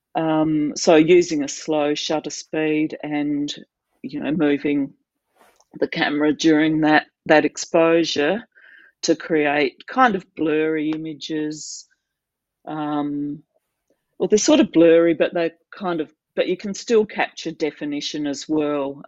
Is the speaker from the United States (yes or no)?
no; South Australia, Australia; now in Adelaide, Australia; so South Australia, I grew up in South Australia, but mostly in uh, small country towns in the state. My dad worked in a, bank, and we moved around a lot